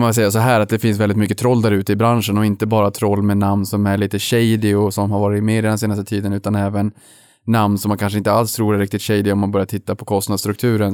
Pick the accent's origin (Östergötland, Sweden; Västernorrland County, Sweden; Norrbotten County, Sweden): Norrbotten County, Sweden; Boden; moved away; jag är uppväxt i Boden